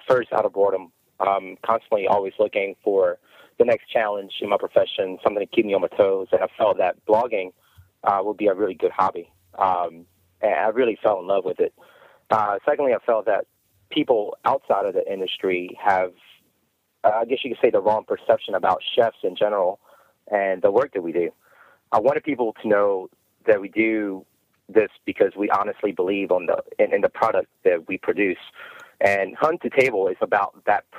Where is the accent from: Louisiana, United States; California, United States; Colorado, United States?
Louisiana, United States; Hammond; also born or lived in Palermo, Sicily, Italy / Slidell, Louisiana; now in Lafayette, United States; I was born in Palermo, Sicily, to very Sicilian parents, I might add. We moved to the U.S. when I was 8 years old. Therefore, although I was born there, mainly you could say I grew up here. We settled on the North Shore, mainly around Hammond